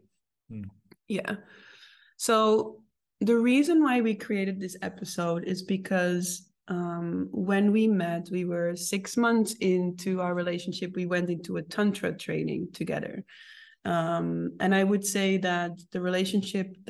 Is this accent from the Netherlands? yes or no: yes; Netherlands; me growing up in the Netherlands